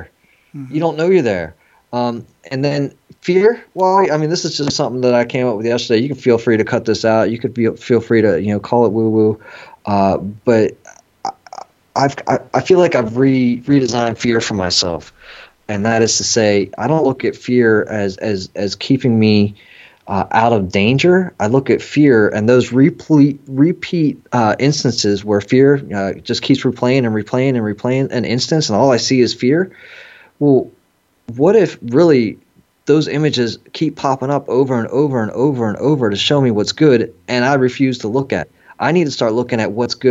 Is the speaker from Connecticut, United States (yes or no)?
no; San Francisco, California, United States; I was born in San Francisco, you know, straight out of the 70s, had the hippie mom